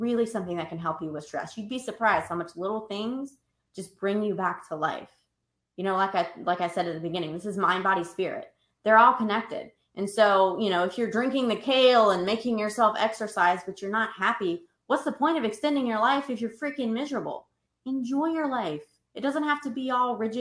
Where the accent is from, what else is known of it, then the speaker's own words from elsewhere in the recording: the South, United States; I'm from the South.